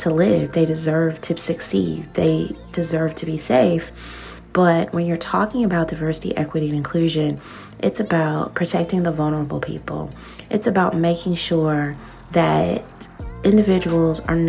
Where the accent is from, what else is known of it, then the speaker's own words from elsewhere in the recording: Alabama, United States; growing up in Alabama